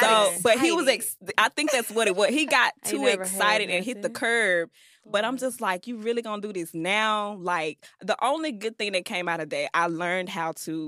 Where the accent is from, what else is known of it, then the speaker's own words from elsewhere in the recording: Memphis, Tennessee, United States; I'm from Memphis.